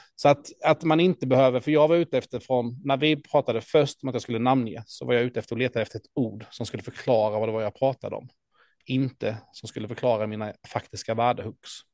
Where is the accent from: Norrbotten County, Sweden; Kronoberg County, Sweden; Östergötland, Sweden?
Kronoberg County, Sweden; Ljungby; i Ljungby, min hemstad